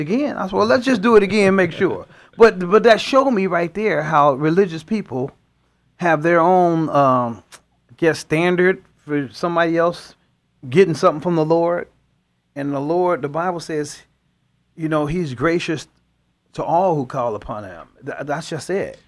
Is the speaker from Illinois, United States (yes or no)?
yes; Chicago, Illinois, United States; moved away as an adult; now in California, United States; I grew up in Chicago, in the inner cities of Chicago